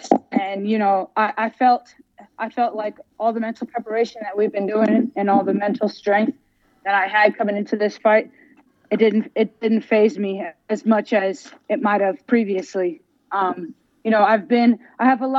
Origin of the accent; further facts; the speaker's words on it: United States; I was born here in America, but my parents are born and raised in Jamaica